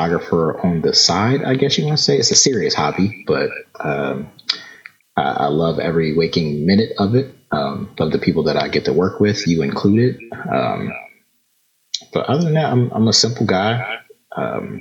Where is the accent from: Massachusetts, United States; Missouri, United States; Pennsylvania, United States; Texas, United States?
Pennsylvania, United States; Philadelphia; also born or lived in Hampton, Virginia; born and raised in Philly.